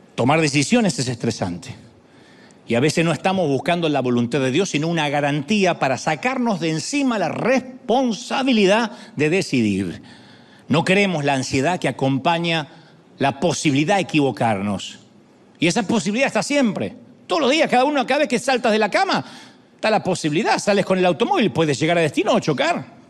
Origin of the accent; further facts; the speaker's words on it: Argentina; accent: Argentine; sí, hablas como argentino